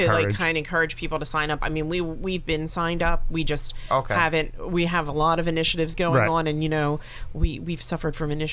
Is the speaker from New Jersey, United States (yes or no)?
yes; Willingboro, New Jersey, United States; I grew up in Wellingboro, and that was way back.